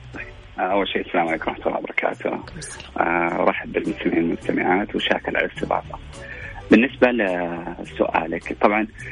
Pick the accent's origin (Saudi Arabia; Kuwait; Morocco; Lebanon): Saudi Arabia; عندنا في السعوديه